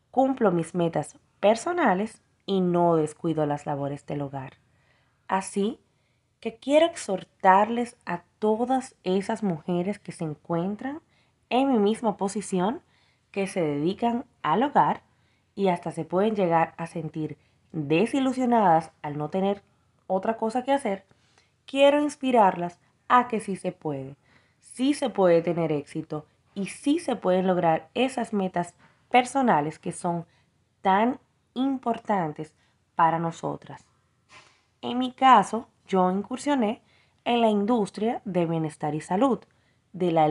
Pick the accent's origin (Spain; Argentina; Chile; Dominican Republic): Dominican Republic; now in Miami, United States; Hola, hola, muy buenas noches. … soy de República Dominicana pero actualmente radico en Miami, Florida.